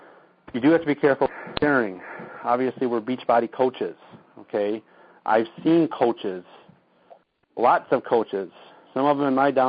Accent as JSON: {"language": "English", "town": "Saginaw", "region": "Michigan", "country": "United States", "tie": "born or raised there", "said": "I found a lot of success just hashtagging Freeland, Michigan for me, or Saginaw, Michigan, my hometown, Bay City, Midland."}